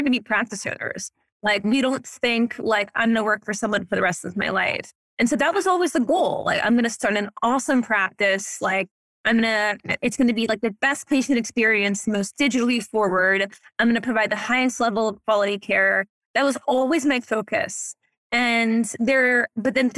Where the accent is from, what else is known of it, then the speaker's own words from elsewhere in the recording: New Orleans, Louisiana, United States; also born or lived in New York; now in Los Angeles, United States; I grew up in New Orleans.